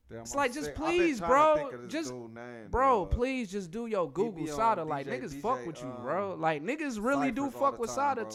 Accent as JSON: {"language": "English", "town": "Detroit", "region": "Michigan", "country": "United States", "said": "I'm from Detroit."}